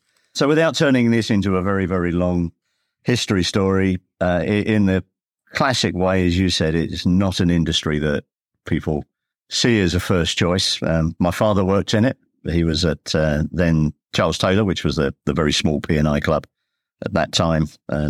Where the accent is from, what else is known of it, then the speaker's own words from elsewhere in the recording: London, United Kingdom; born there; I mean, I was born in the East End.